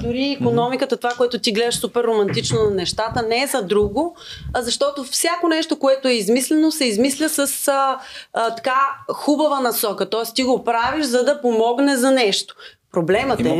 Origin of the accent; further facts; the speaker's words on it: Harmanli, Haskovo Province, Bulgaria; аз съм от Харман ли